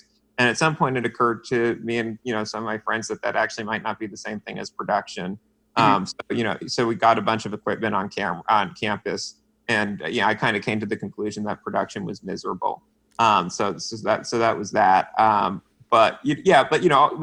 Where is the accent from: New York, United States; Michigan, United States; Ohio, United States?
New York, United States; Westchester; also born or lived in Pelham, New York / Armonk, New York; I grew up in Westchester, New York, so suburbs of the city, public school, lived in Pelham, then in Armonk